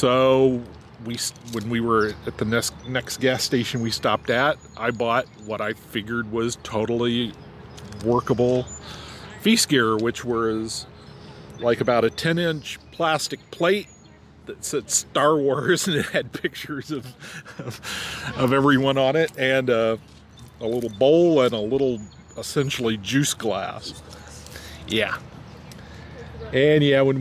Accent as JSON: {"language": "English", "town": "Lafayette", "region": "Indiana", "country": "United States", "said": "I'm from Lafayette, Indiana, which is the barony of Rivenstar"}